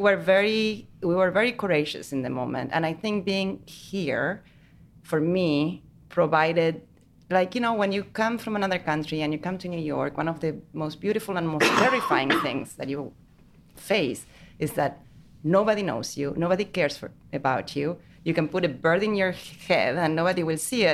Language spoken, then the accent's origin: English; Argentina; moved away as an adult; I am from Argentina, but I live here for... I don't even know. 15, 20 years.